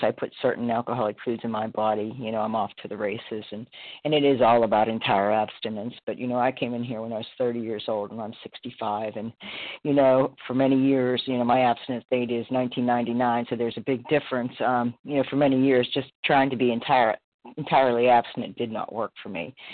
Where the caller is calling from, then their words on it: Florida, United States; Thanks so much, Kelly, for your service, …, recovered compulsive eater, anorexic in Florida.